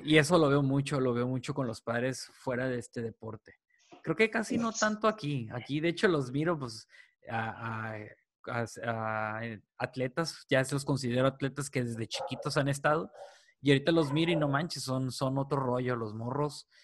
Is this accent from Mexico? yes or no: yes; Mexico; aquí como mexicanos